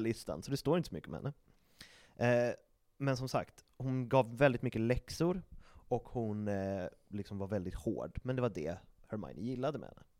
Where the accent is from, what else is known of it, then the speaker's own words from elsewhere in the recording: Sweden; vi är svenskar